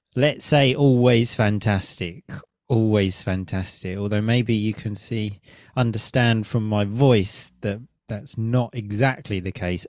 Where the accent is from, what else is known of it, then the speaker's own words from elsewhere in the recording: Chelmsford, East of England, United Kingdom; in my hometown